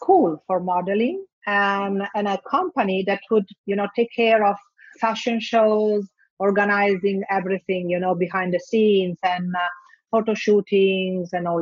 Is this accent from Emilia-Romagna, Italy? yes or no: yes; Bologna, Emilia-Romagna, Italy; English is a second language; also born or lived in Milan; I'm from Italy, but my hometown is Bologna.